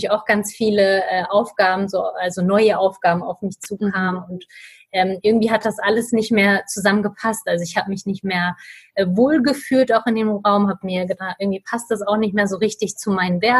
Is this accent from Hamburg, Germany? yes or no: yes; Hamburg, Germany; ich bin 28 Jahre alt und ich komme aus Hamburg.